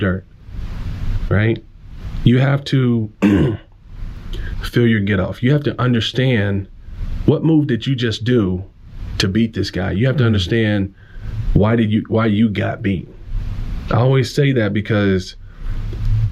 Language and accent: English; Omaha, Texas, United States; I grew up in Northeast Texas in a small country town, predominantly white